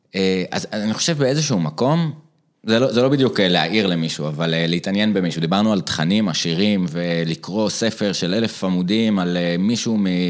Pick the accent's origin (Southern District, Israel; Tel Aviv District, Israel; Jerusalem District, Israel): Jerusalem District, Israel; Jerusalem; also born or lived in Eilat; אני ירושלמי במקור, במקור מקור מאילת